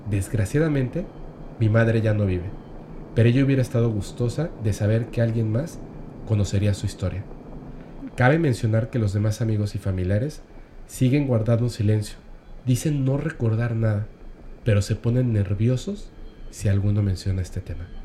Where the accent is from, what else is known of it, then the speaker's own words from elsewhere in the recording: Ecuador; Soy una persona de Ecuador, saludos a este Ecuador.